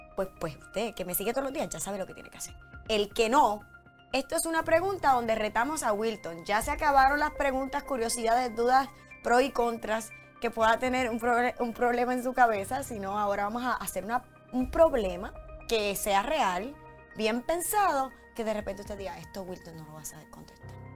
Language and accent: Spanish; Puerto Rico; yo soy puertorriqueña